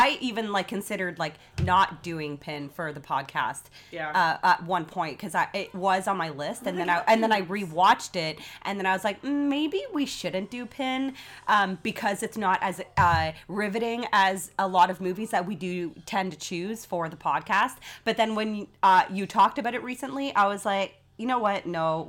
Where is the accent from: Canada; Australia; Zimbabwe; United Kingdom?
Canada; We are Canadian.